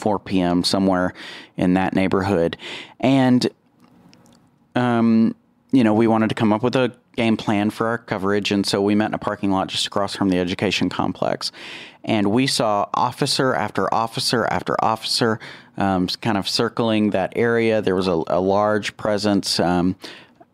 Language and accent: English; Plainview, Texas, United States; I grew up in Plainview.